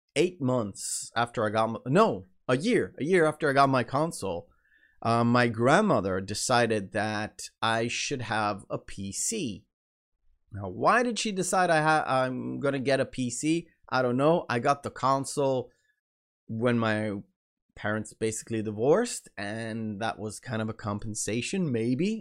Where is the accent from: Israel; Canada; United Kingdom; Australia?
Israel; accent: American; English is a second language; I was born in Israel